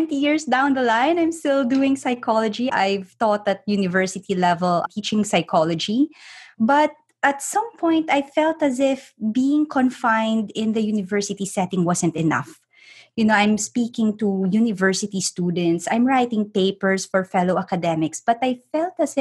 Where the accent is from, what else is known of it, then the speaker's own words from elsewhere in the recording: Philippines; moved away; I'm actually originally from the Philippines